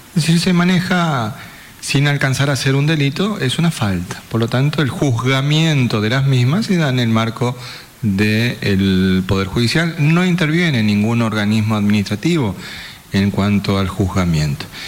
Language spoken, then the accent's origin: Spanish; Formosa, Argentina